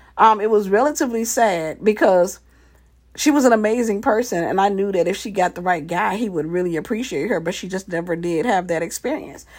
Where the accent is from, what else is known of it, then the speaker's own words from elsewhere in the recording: Mississippi, United States; we were growing up in Mississippi in this little city